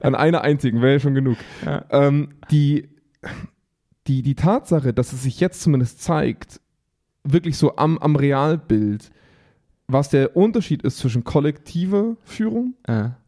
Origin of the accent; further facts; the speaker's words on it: Augsburg, Bavaria, Germany; bei uns in Augsburg